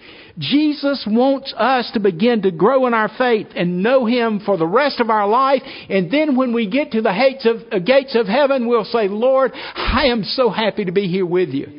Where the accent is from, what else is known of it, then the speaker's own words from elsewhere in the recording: South Carolina, United States; I'm from South Carolina